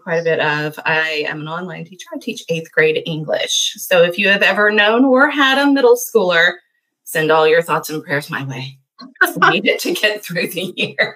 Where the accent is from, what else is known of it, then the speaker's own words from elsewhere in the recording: Baton Rouge, Louisiana, United States; now in Franklin, United States; I am originally from South Louisiana, born and raised in Baton Rouge, but I now live just outside of Nashville, Tennessee, in a beautiful, picturesque little town called Franklin